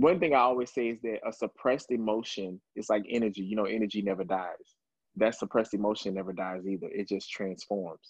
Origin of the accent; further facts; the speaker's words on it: Dallas, Texas, United States; now in New York, United States; originally from Texas, from Dallas, Texas, and I was here in New York